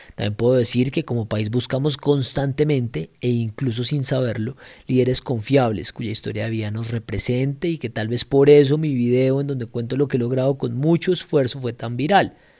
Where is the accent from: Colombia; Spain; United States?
Colombia; Bogotá; soy bogotano y soy abogado